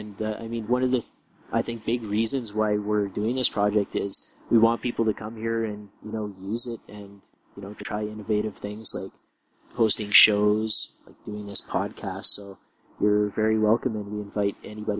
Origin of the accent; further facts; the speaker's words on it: Canada; I am from Canada